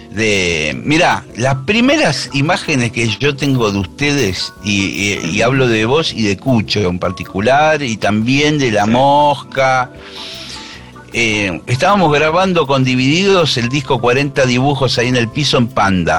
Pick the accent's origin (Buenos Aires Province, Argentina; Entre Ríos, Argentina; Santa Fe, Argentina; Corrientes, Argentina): Buenos Aires Province, Argentina; Monte Grande; yo nací en Monte Grande, vivo en Monte Grande en la actualidad, o sea, siempre estuve acá